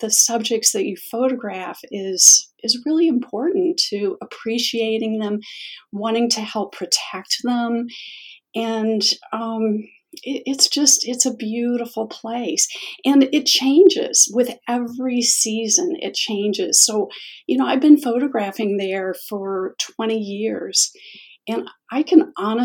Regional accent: Chicago, Illinois, United States; I'm from the Chicago area, and I am really, really lucky to live 10 minutes from the most amazing place to photograph, and that is the Chicago Botanic Garden

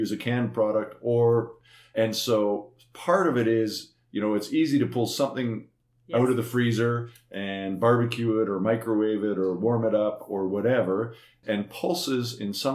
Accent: Eastern Manitoba, Canada; When I grew up in Eastern Manitoba longer ago than I care to remember

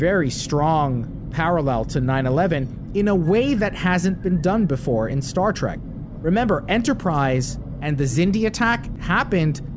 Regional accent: right across the Hudson River, New Jersey, United States; I grew up right outside New York City, right across the Hudson River

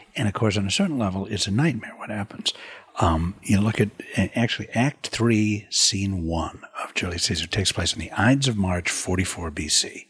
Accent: United States; also born or lived in Europe; I am an American artist

